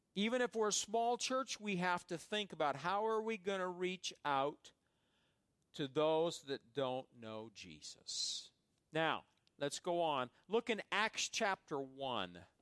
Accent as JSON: {"language": "English", "town": "Fairbury", "region": "Nebraska", "country": "United States", "tie": "born or raised there", "said": "where I grew up in Fairbury, Nebraska"}